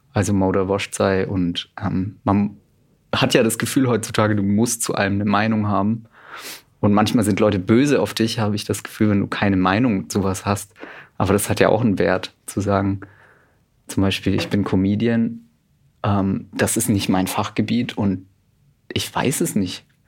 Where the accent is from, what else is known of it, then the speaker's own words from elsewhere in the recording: Middle Franconia, near Nuremberg, Bavaria, Germany; now in Cologne, Germany; ich wohne jetzt in Köln, bin aber ursprünglich Mittelfranke. Ah. Genau, von da komme ich her. Nähe Nürnberg